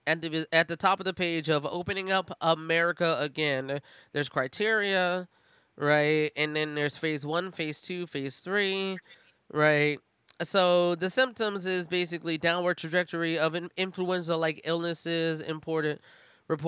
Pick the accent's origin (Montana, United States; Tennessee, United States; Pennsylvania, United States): Pennsylvania, United States; Philadelphia; my hometown, Philadelphia